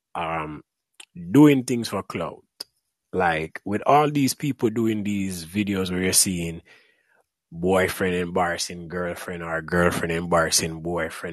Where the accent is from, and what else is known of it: Mandeville, Manchester, Jamaica; moved away